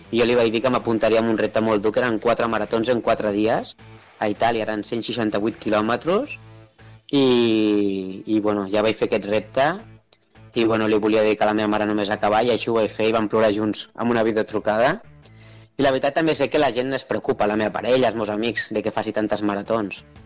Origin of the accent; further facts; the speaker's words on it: Tarragona, Catalonia, Spain; tinc 34 anys i nascut a Tarragona